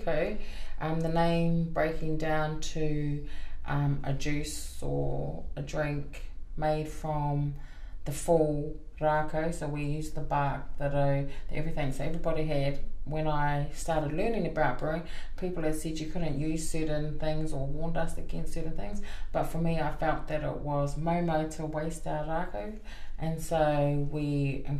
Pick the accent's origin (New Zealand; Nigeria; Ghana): New Zealand; Gisborne; also born or lived in Hamilton (Kirikiriroa); now in Hamilton, New Zealand; no Tūranga Nui a ki wā ahau engari enoho ana ki Kirikiriroa I nāinei